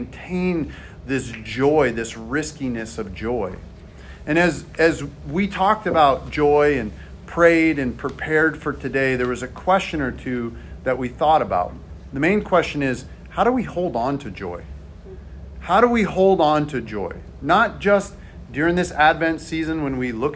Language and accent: English; the Northwest, Pacific Northwest, United States; we're from the Northwest